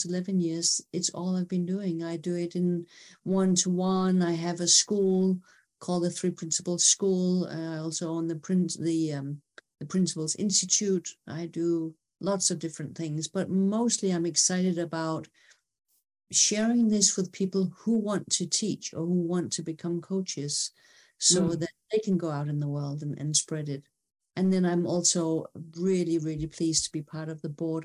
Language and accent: English; Denmark; I'm from Denmark